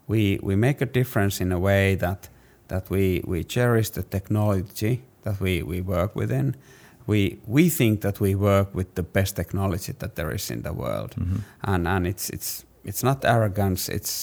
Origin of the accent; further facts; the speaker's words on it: Finland; English is a second language; I'm from Finland.